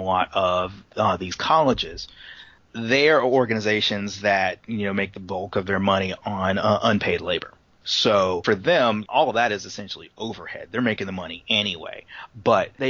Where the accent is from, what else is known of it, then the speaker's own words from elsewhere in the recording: Durham, North Carolina, United States; also born or lived in Charlotte, North Carolina; I grew up in North Carolina, Durham, North Carolina specifically, and I spent about 8 years in Charlotte, North Carolina